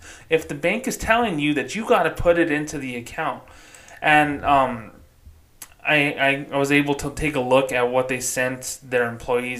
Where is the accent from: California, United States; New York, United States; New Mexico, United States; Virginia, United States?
New Mexico, United States; my home state of New Mexico